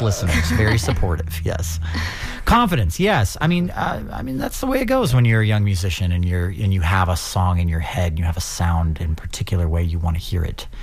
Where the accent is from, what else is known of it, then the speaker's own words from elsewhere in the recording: St. Louis, Missouri, United States; now in St. Petersburg, United States; I'm from St. Louis, Missouri. I live in St. Petersburg now for the past couple of years.